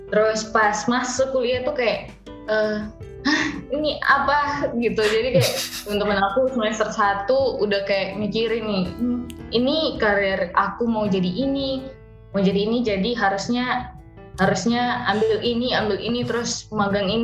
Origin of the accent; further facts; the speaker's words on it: Sulawesi, Indonesia; also born or lived in Tangerang; uh, ya Sulawesi besarnya sampai SMA gitu. Jadi walaupun aku bukan asli Sulawesi atau walaupun aku lahir lahirnya Tangerang, tapi ya aku besar dengan budaya Sulawesi gitu kan.